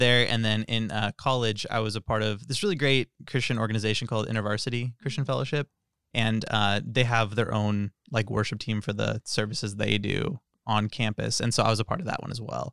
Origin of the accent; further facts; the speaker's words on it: Tracy, California, United States; I'm from Tracy